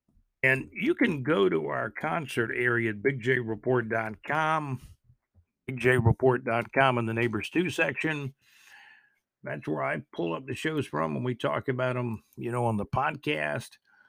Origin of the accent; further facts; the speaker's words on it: Jacksonville, Florida, United States; Jacksonville, Florida, my hometown